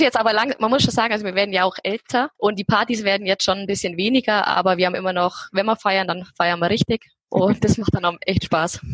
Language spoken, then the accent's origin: German; Allgäu, Bavaria, Germany; Ich komme aus dem Allgäu. In, ich wohne in Kempten, direkt in der Stadt.